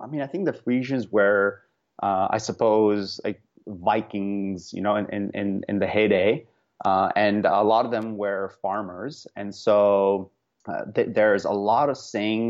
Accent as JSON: {"language": "English", "country": "India", "tie": "born or raised there", "said": "even though I was born in India and sort of raised in India in my early years."}